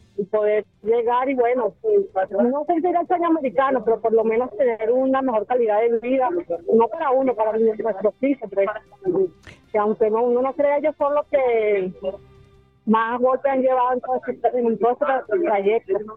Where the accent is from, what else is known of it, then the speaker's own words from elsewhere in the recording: Venezuela; moved away; also born or lived in Brazil; venimos desde Brasil, pero somos venezolanos